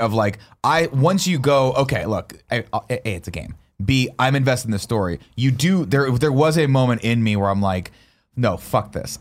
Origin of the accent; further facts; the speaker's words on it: United States; as an American living in America